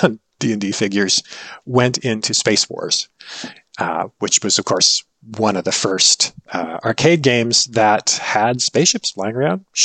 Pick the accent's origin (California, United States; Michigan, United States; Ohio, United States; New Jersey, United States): California, United States; Berkeley; I grew up in Berkeley 9 months out of the year